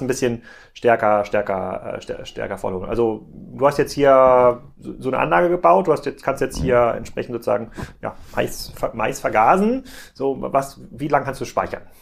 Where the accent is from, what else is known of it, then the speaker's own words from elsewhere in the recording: Gettorf, Schleswig-Holstein, Germany; in meinem Heimatdorf, ähm, Gettorf